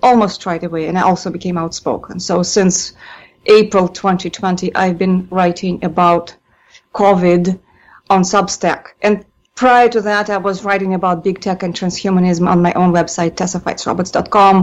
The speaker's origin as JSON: {"language": "English", "region": "Moscow", "country": "Russia", "tie": "born or raised there", "moved": "yes", "said": "born and raised in Moscow"}